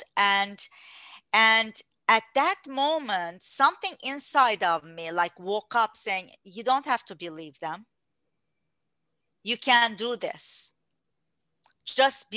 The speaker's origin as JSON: {"language": "English", "country": "Turkey", "tie": "born or raised there", "moved": "yes", "said": "I was born in Turkey"}